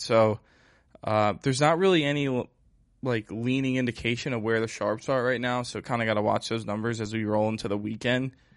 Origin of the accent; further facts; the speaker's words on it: Pennsylvania, United States; also born or lived in South Carolina; I'm from Pennsylvania